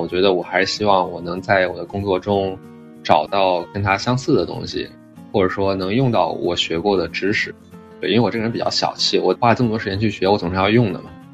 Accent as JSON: {"language": "Chinese", "region": "Shanghai", "country": "China", "tie": "born or raised there", "also_born_or_lived": "Beijing / Durham, North Carolina, United States", "moved": "as an adult", "lives_now": "Cambridge, Massachusetts, United States", "said": "我是出生在北京，然后大部分教育都在上海初中、高中之类的"}